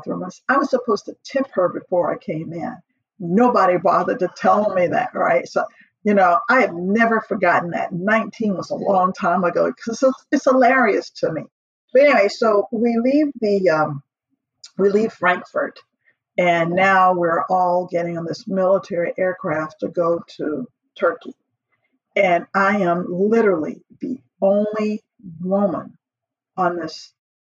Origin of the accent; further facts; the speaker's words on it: Atlanta, Georgia, United States; I grew up in Atlanta, Georgia, back in the 60s and the 70s